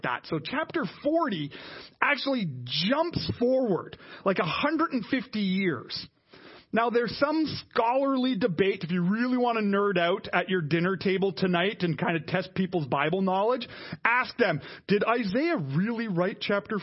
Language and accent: English; Canada; us as Canadian Christians